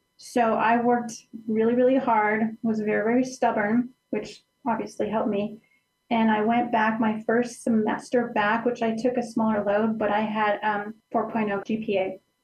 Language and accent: English; Center, Colorado, United States; now in Pueblo, United States; My my hometown is called Center, Colorado. It's it's near the Alamosa area